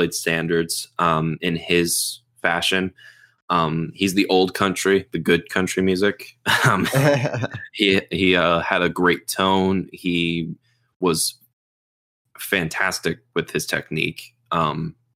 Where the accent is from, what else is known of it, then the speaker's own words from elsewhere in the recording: United States; I'm American